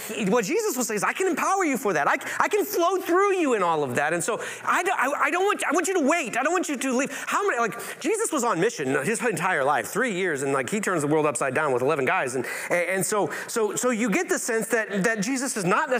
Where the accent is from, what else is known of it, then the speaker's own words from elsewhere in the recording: Indiana, United States; now in Concord, United States; I'm from Indiana